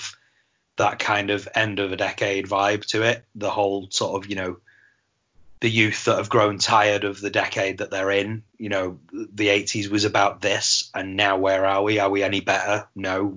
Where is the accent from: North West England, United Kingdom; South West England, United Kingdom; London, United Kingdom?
North West England, United Kingdom; Manchester; growing up in Manchester as a teenager in 1990, I would have been 13 years old.